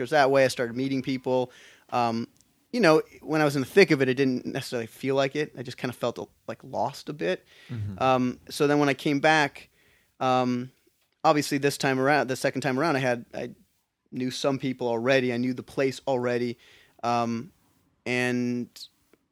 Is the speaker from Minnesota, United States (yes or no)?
yes; Minneapolis, Minnesota, United States; moved away as an adult; also born or lived in Vancouver, Canada / London, United Kingdom; now in Los Angeles, United States; I grew up in Minneapolis. Moved to Canada for undergrad.